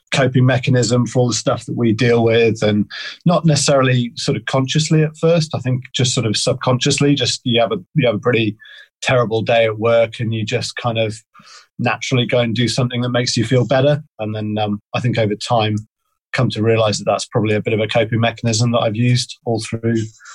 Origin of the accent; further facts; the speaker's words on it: Pembrokeshire, Wales, United Kingdom; moved away as an adult; now in Devon, United Kingdom; So I'm from Pembrokeshire in Wales originally. So I've always lived very close to the coast.